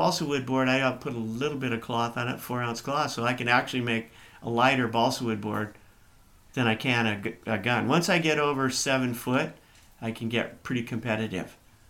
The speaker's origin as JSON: {"language": "English", "town": "San Diego", "region": "California", "country": "United States", "tie": "born or raised there", "said": "we grew up in San Diego."}